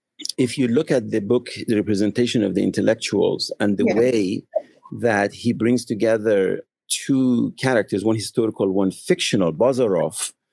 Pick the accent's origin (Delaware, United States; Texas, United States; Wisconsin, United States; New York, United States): New York, United States; I said, "I come from New York, ma'am." And she said, "But I do detect a little bit of accent."